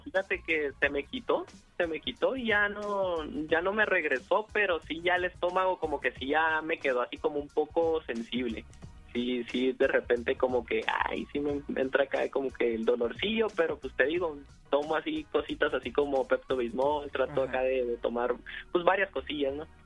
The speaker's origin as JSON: {"language": "Spanish", "town": "Tecate", "region": "Baja California", "country": "Mexico", "said": "yo soy de la ciudad de Tecate, Baja California"}